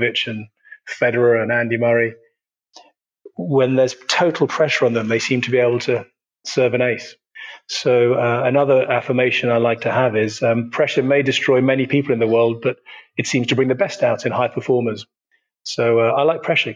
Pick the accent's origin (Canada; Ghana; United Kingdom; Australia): United Kingdom; being a Brit and half German and having been brought up on this side of the pond